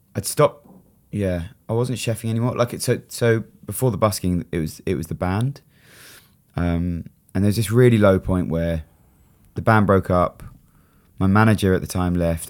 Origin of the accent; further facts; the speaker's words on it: Brighton, South East England, United Kingdom; it was just in Brighton, in my hometown